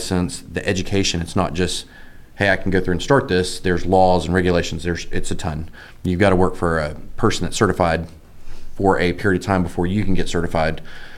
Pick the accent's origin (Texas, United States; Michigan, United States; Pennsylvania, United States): Texas, United States; Dallas-Fort Worth area; I'm from the Dallas-Fort Worth area. I grew up over in the Louisville area